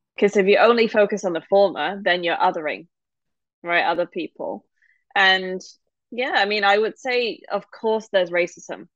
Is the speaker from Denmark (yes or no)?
no; Hong Kong; now in United Kingdom; I grew up there